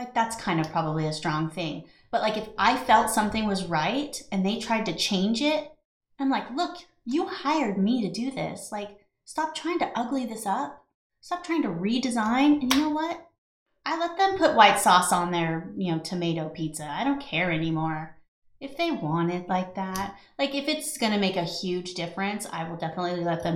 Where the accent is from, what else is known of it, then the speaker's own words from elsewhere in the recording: California, United States; moved away; I'm from California